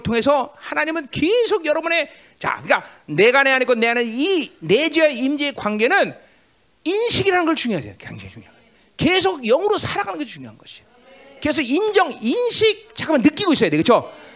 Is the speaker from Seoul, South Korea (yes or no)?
yes; Seoul, South Korea; 나도 서울시 종로구 인동이야